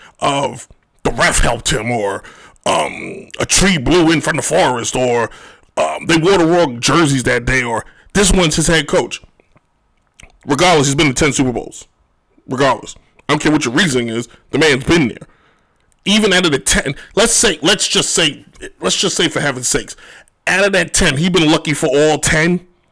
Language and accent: English; New York, United States; I am from the Bronx, my G.